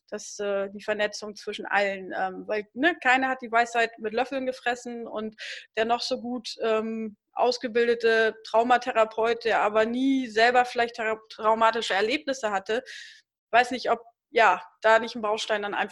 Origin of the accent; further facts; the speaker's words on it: East Frisia area, Lower Saxony, Germany